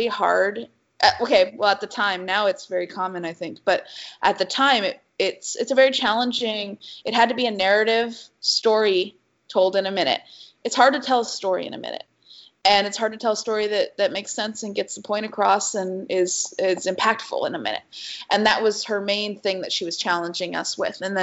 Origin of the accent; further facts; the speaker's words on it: Arizona, United States; moved away as an adult; also born or lived in Chicago; I come from Arizona